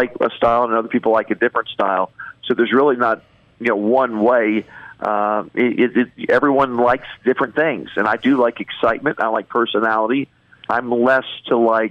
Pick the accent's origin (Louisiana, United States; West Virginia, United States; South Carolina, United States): West Virginia, United States; I grew up in West Virginia